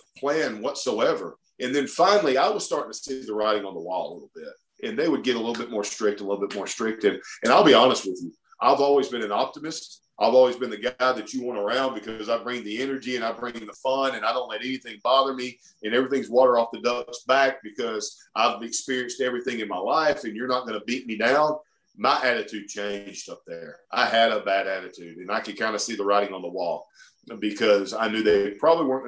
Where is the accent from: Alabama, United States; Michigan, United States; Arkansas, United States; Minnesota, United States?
Alabama, United States; Oxford; also born or lived in Lafayette, Louisiana; I grew up dirt poor in Oxford, Alabama, digging ditches